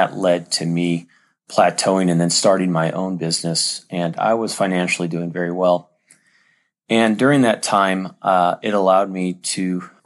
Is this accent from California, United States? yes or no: yes; San Diego, California, United States; I grew up in San Diego, California